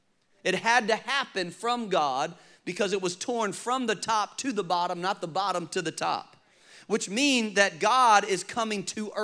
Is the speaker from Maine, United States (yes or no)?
no; Richmond, Virginia, United States; I grew up in Richmond, Virginia. Many of you know that.